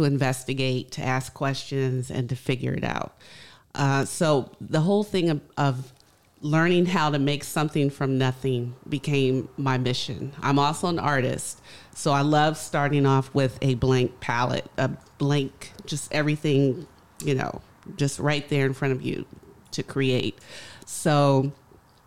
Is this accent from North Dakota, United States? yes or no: no; Richmond, Virginia, United States; moved away as an adult; also born or lived in Indiana / New York; now in Baltimore, United States; originally I am born in Indiana and I grew up in Richmond, Virginia.